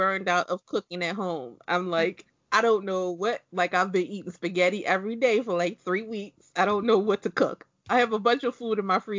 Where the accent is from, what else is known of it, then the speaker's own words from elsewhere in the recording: Maryland, United States; we're all from Maryland.